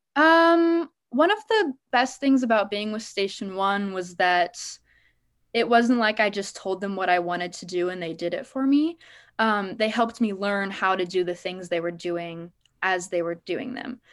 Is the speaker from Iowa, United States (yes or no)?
yes; Des Moines, Iowa, United States; born and raised in Des Moines